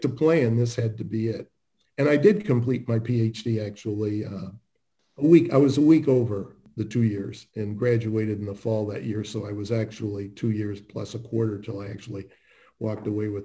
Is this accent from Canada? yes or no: yes; Canada; moved away as an adult; also born or lived in Toronto; I grew up in Canada, was born in Toronto, and I went to the Ivy Business School at Western University for undergrad and MBA